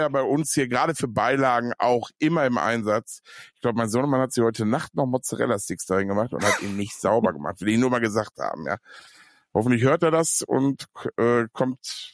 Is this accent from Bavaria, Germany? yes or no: no; Ruhr area, North Rhine-Westphalia, Germany; ich komme ja aus dem Pott